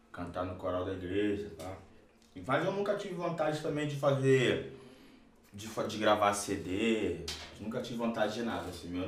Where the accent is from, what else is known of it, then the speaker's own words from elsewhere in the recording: São João de Meriti, Rio de Janeiro, Brazil; E eu sou lá de São João de Meriti, Rio